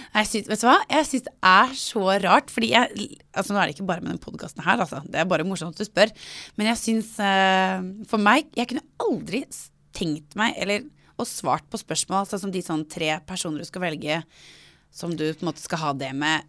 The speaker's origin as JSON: {"language": "Norwegian", "country": "Norway", "tie": "born or raised there", "said": "Jeg er født i Norge, oppvokst i Norge"}